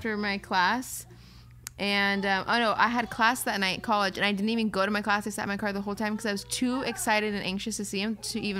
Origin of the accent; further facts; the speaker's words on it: Orange County, California, United States; I grew up in Orange County my whole life.